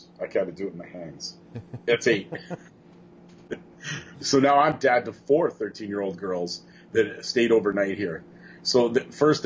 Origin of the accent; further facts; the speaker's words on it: Canada; I am the Canadian content